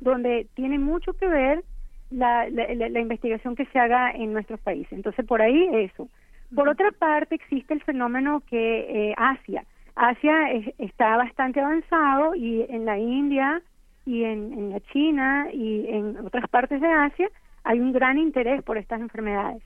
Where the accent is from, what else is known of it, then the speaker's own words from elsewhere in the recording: Venezuela; moved away as an adult; now in United States; Yo crecí y estudié en Venezuela, después vine a Estados Unidos